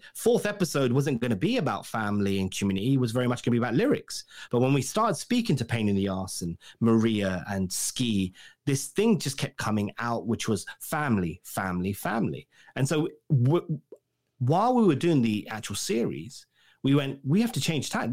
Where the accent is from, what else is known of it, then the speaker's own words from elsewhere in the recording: England, United Kingdom; I'm English